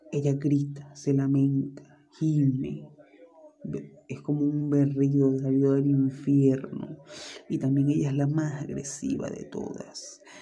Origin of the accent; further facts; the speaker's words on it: Venezuela; Y es de aquí Venezuela. Todos los que somos venezolanos obviamente conocerán qué es la Sayona.